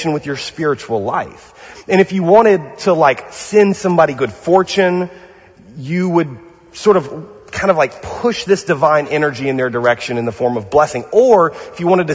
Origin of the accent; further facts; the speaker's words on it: Louisiana, United States; now in Pasadena, United States; I'm from Louisiana